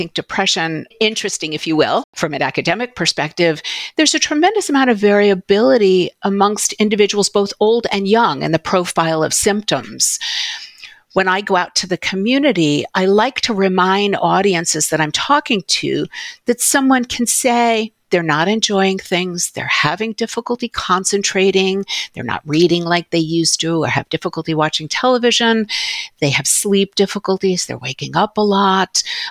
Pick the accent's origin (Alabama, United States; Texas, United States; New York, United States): New York, United States; New York City; I grew up in New York City